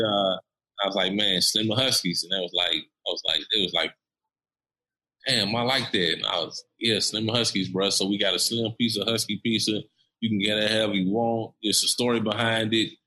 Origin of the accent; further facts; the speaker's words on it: Nashville, Tennessee, United States; I'm from East Nashville uh, EJ, me and EJ, we're from East Nashville